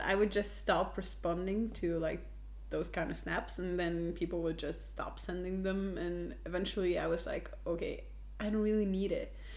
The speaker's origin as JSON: {"language": "English", "country": "Norway", "second_language": "English", "said": "We're from Norway"}